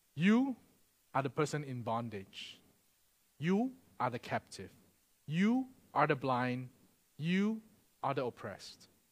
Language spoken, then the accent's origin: English; Singapore; moved away; I'm Singaporean